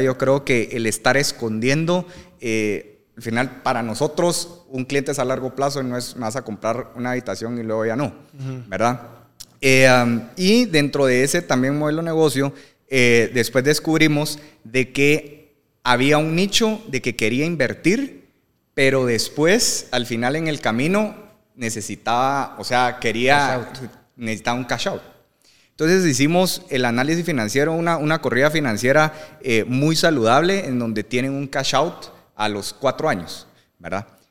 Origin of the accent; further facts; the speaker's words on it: Guatemala; soy Chapín